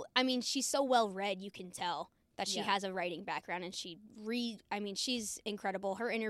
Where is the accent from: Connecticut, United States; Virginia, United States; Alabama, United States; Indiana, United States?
Virginia, United States; moved away as an adult; also born or lived in Iowa; now in Oklahoma, United States; So I'm from Virginia, so I don't have this whole Oklahoma background.